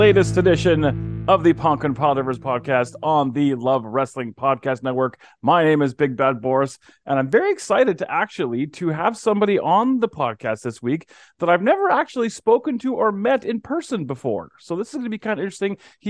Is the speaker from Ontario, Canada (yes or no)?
no; Calgary, Alberta, Canada; I'm from Calgary